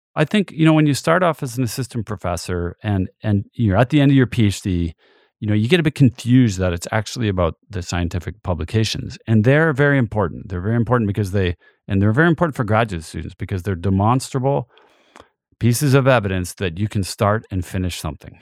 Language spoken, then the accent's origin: English; Canada; now in Montana, United States; being Canadian